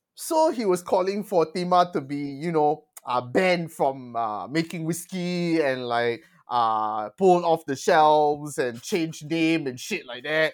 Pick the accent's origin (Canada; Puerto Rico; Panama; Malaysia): Malaysia; I'm Malaysian.